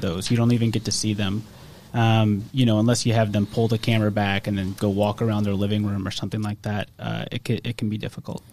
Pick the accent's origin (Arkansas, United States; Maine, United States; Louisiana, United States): Louisiana, United States; Metairie; also born or lived in Kenner, Louisiana; I'm from New Orleans, from from Kenner and Metairie actually. Uh, I live in Metairie now.